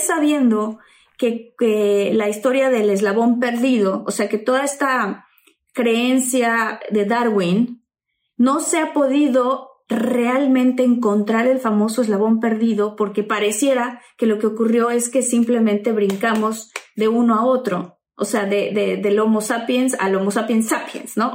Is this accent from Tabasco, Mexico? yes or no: yes; Tabasco, Mexico; crecí en Tabasco